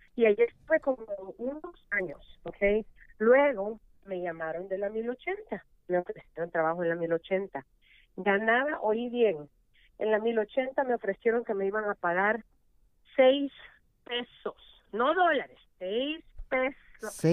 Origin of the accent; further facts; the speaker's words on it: El Salvador; now in United States; soy la primera salvadoreña que ha durado 15 años en radio